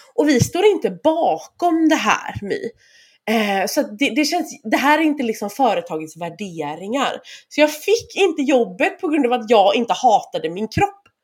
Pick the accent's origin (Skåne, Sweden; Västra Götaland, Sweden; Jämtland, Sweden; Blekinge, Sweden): Västra Götaland, Sweden; Bohuslän; moved away as an adult; now in Gråbo, Sweden; Jag är från Bohuslän så jag flyttade efter honom